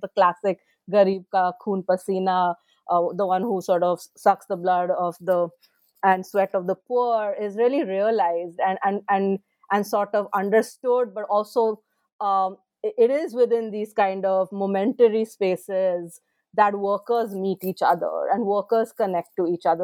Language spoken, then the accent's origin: English; India; moved away as an adult; I was born in India, I, I did, I studied in India